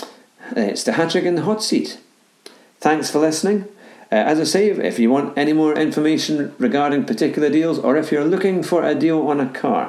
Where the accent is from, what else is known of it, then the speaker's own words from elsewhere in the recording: Scotland, United Kingdom; as a Scotsman